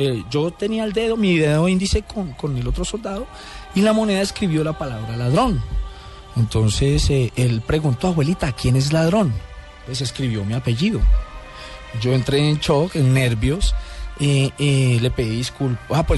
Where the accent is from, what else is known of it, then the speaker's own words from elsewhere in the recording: Bogotá, Colombia; yo nací acá en Bogotá, tuve una infancia feliz, eh, me cría mi abuela